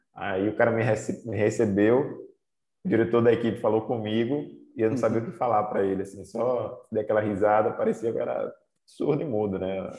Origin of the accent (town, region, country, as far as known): Aracaju, Sergipe, Brazil; born or raised there; moved away as an adult; also born or lived in Sobral, Ceará / Italy